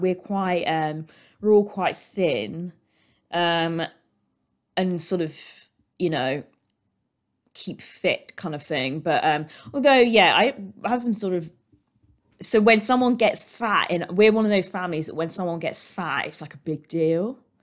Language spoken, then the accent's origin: English; United Kingdom; we are British. We are British. British, British, British